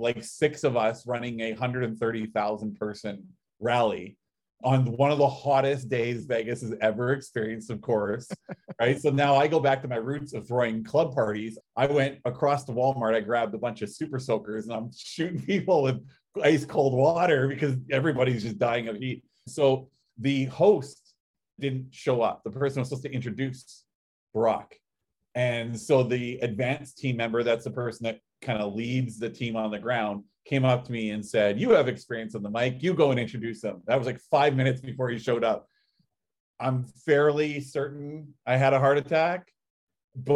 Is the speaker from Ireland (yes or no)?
no; Canada; I'm Canadian